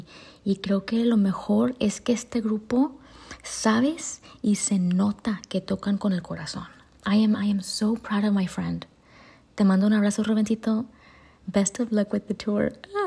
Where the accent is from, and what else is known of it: Rio Grande City, Texas, United States; born or raised there